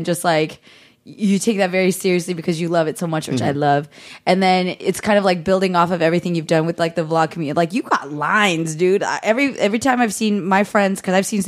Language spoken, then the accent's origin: English; Pleasanton, California, United States; I grew up in Pleasanton.